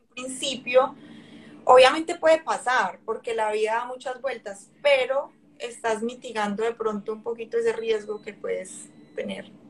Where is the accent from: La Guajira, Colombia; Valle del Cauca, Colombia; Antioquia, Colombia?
Valle del Cauca, Colombia; Cali; moved away as an adult; also born or lived in Medellín, Colombia; now in Hamilton, Canada; yo soy de Cali y Medellín también me enamoró, o sea, por cosas de la vida con mis papás terminamos en Medellín